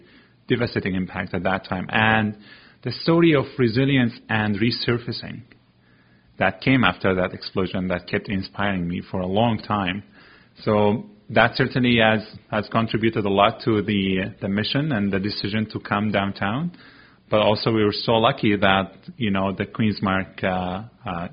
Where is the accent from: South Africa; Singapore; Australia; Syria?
Syria; also born or lived in Antigonish, Nova Scotia, Canada; now in Nova Scotia, Canada; We call it our home after we lost our home in Syria